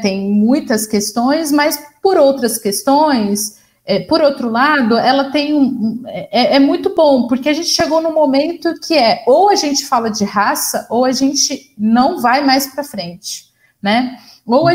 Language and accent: Portuguese; interior of São Paulo, Brazil; eu sou do interior de São Paulo